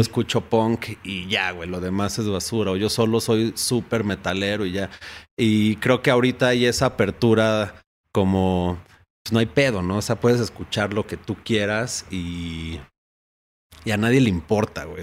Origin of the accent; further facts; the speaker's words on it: Uruapan, Michoacán, Mexico; en Uruapan, Michoacán, que es donde yo nací, donde la familia, por mi parte materna, eh, vive.